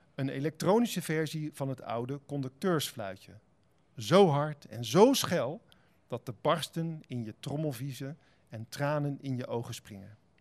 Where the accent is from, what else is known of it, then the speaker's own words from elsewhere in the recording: Spijkenisse, South Holland, Netherlands; also born or lived in Heerlen; now in Utrecht, Netherlands; ik ben eh, geboren in Heerlen en getogen in Spijkenisse